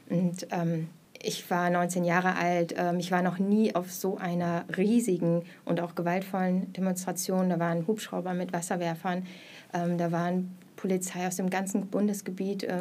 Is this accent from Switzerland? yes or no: no; Mülheim an der Ruhr, North Rhine-Westphalia, Germany; moved away as an adult; also born or lived in Hamburg; now in Berlin, Germany; ähm, ich bin geboren im Ruhrgebiet in Mülheim an der Ruhr äh, und bin zum Studium schon nach Berlin gekommen, war dann in Hamburg und jetzt wieder seit 2015 in Berlin.